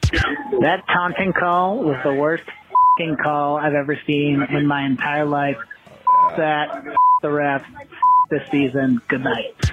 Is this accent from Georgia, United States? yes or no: no; Chicago, Illinois, United States; growing up in Chicago